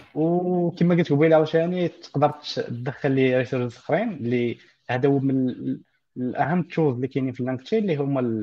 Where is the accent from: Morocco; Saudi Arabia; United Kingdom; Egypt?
Morocco; للدارجه المغربيه ديالنا